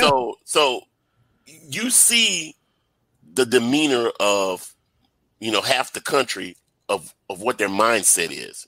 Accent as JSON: {"language": "English", "town": "Baton Rouge", "region": "Louisiana", "country": "United States", "said": "I'm from Baton Rouge myself"}